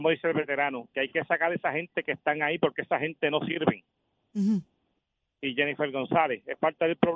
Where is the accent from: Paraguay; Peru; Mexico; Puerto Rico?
Puerto Rico